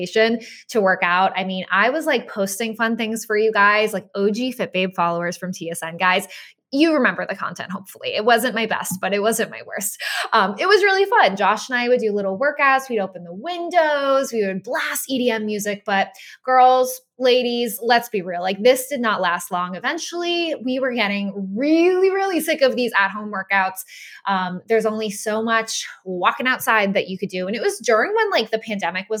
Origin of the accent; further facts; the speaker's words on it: Boston, Massachusetts, United States; moved away; I grew up in Boston